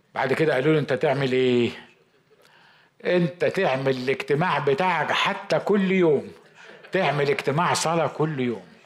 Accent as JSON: {"language": "Arabic", "region": "Upper Egypt", "country": "Egypt"}